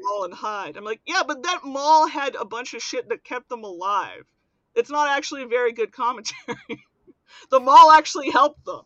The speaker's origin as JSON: {"language": "English", "town": "Pittsburgh", "region": "Pennsylvania", "country": "United States", "said": "I'm from Pittsburgh and I am very near the origin of modern zombieism"}